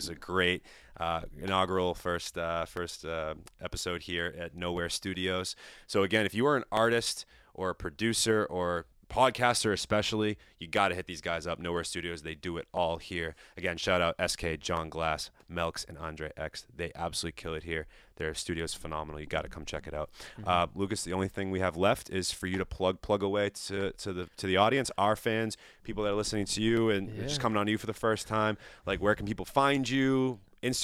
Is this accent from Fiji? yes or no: no; Italy; Especially me, the Italian, talking with his hands all the time.